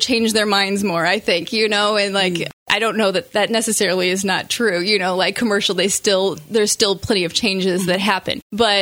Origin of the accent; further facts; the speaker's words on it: Quincy, Illinois, United States; I was born and raised in Quincy